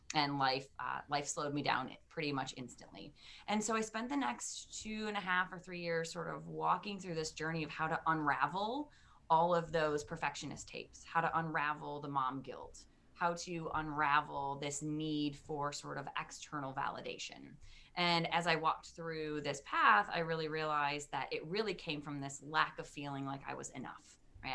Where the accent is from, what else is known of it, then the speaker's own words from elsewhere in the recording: Detroit, Michigan, United States; moved away as an adult; now in Maryland, United States; I am originally from Detroit, Michigan. Um, I lived my first 30 or so years there and a proud Michigander